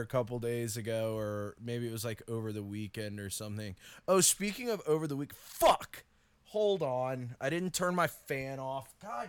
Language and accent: English; the South, United States; I'm from the South